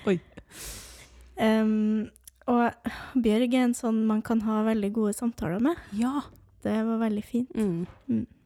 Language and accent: Norwegian; Trøndelag, Norway; jeg er trønder